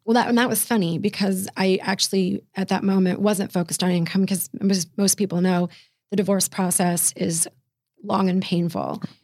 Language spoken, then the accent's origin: English; Fairfax, Virginia, United States; right about twelve miles from downtown D C proper is Fairfax, Virginia, and that's where I was raised